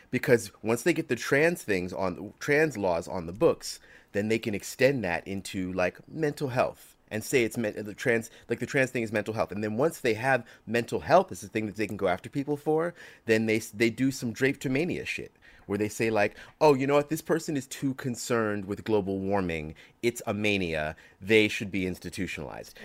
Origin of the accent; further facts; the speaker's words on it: New York, United States; I grew up in New York